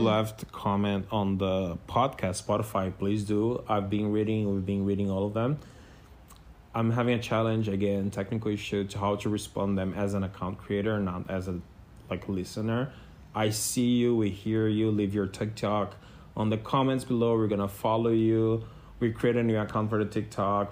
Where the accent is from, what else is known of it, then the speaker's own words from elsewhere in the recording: Brazil; first language Portuguese; English is a second language; moved away; And, but in Brazil was funny. In Portuguese I was funny